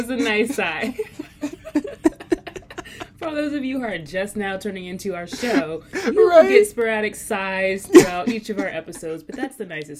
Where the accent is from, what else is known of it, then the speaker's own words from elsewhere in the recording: East Coast, United States; especially growing up on the East Coast